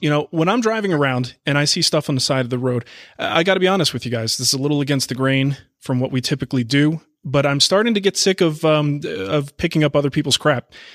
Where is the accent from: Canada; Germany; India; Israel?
Canada; me being Canadian